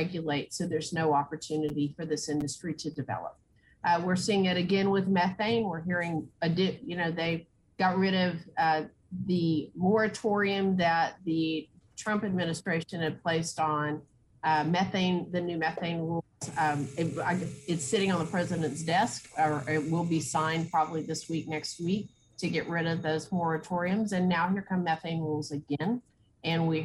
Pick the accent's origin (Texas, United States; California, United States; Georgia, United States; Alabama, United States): Texas, United States; West; I grew up in West Texas. Water is always a priority. We live in a desert